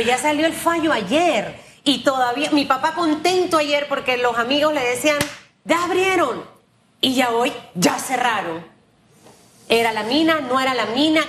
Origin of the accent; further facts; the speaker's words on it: Panama; así somos los panameños